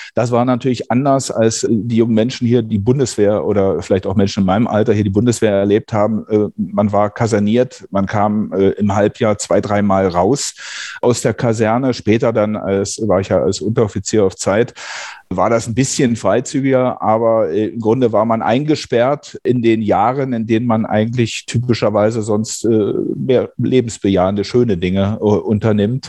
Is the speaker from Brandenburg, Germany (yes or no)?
yes; southern Brandenburg, Germany; now in North Rhine-Westphalia, Germany; in der Kreisstadt äh, heute Südbrandenburg, in der ich aufgewachsen bin